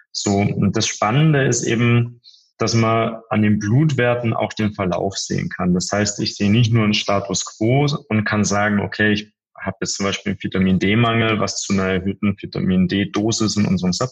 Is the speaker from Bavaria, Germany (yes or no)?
yes; Bavaria, Germany; zwischen München und Passau, also wirklich so im tiefsten, äh, tiefsten Bayern